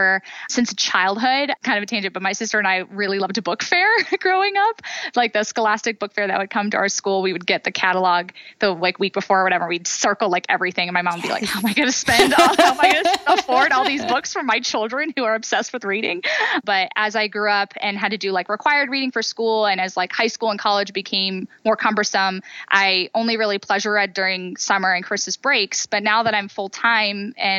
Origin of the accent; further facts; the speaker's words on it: Northeast Ohio, United States; also born or lived in San Francisco; I grew up in Northeast Ohio area